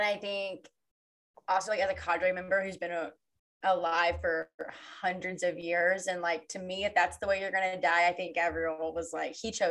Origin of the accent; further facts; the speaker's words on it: the South, United States; I'm from the South.